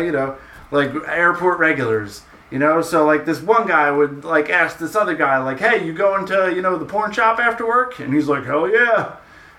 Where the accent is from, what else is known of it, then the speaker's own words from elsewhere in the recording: Philadelphia, Pennsylvania, United States; we're from the Philadelphia area